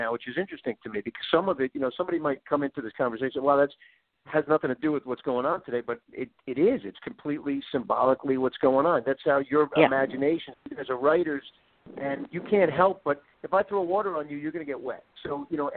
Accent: New Jersey, United States; moved away as an adult; also born or lived in Brooklyn, New York / Michigan / Boston; now in California, United States; I grew up in New Jersey.

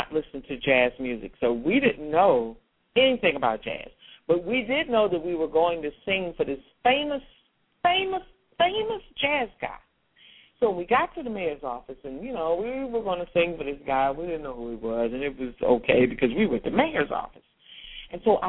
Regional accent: Washington, District of Columbia, United States; I grew up in Washington, D.C., on 16th Street Northwest, 16th and Corcoran, 12 blocks from the White House

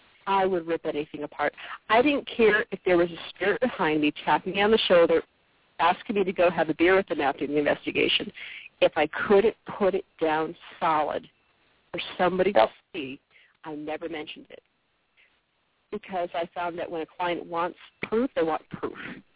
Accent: Connecticut, United States; now in Mississippi, United States; Actually, when I came down here to Mississippi, it's funny because I came from Connecticut.

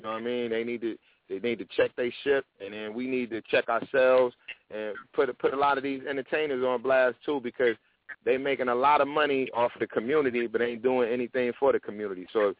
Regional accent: Tennessee, United States; also born or lived in Detroit / New York / Atlanta; So it's people I grew up with in Tennessee, you know what I mean? It's people I grew up with. I lived in Detroit for a while, and New York, and Atlanta, and out here.

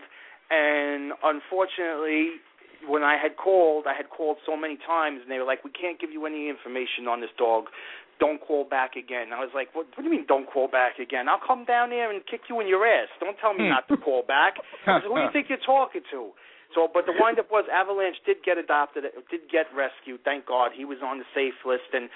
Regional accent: New York City, New York, United States; I come from East New York, Brooklyn

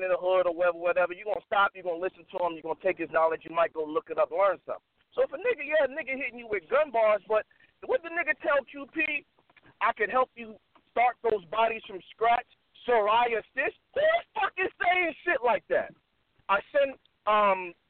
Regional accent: New York, United States; now in Las Vegas, United States; I'm from New York originally, but I live in Vegas

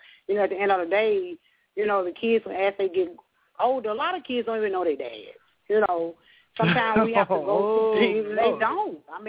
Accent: Arkansas, United States; I'm from Arkansas.

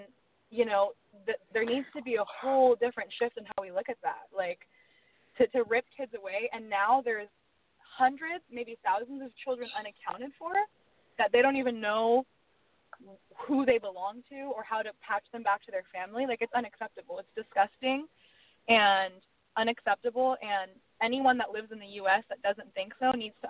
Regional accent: United States; I am an American

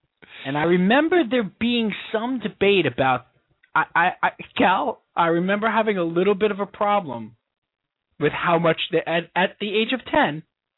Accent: Long Island, New York, United States; where we grew up on Long Island, Kings Park.

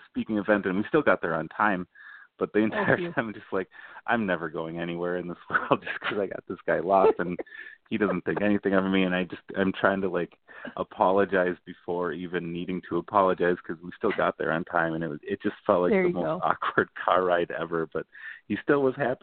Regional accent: Cottage Grove, Minnesota, United States; I grew up in Cottage Grove.

